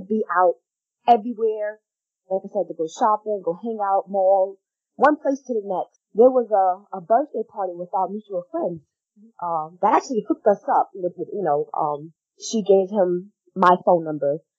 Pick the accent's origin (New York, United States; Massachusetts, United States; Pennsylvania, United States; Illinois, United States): New York, United States; moved away; I'm back in my home state